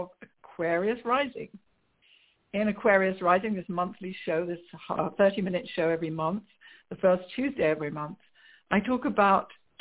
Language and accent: English; England, United Kingdom; moved away as an adult; also born or lived in London; now in United States; I grew up in England where I must say that religion is not such doesn't play such a prominent part with the majority of people as it does in the USA, where I now live